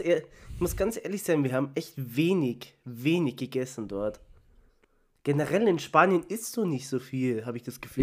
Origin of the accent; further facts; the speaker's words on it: Munich, Bavaria, Germany; aus München